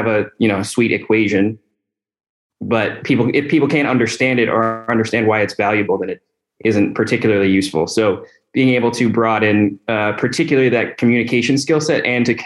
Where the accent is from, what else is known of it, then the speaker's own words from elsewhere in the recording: Northern Virginia, United States; I'm originally from the Northern Virginia area, so not too far from home